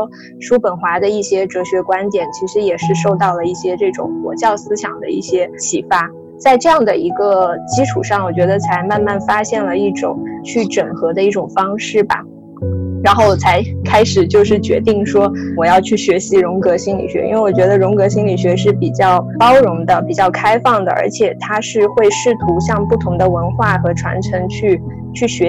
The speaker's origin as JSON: {"language": "Chinese", "region": "Southwest China", "country": "China", "tie": "born or raised there", "said": "我从小是出生在那个中国的就是西南地区，它相对是一个也是比较受这种小乘佛教所影响的一个一个区域"}